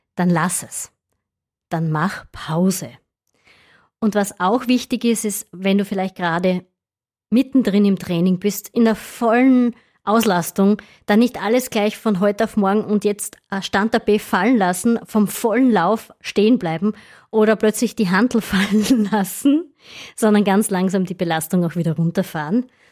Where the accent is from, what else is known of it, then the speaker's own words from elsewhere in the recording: Styria, Austria; Bei uns in der Steiermark